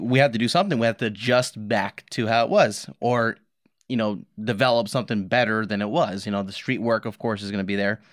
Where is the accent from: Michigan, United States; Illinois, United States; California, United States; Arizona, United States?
California, United States; Los Angeles; moved away; I grew up in Los Angeles, a lot of violence around me